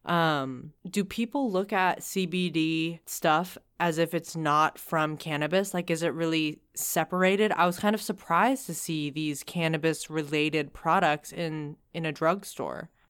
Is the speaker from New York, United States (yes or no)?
no; Seattle, Washington, United States; I grew up in Seattle. I grew up in the Northwest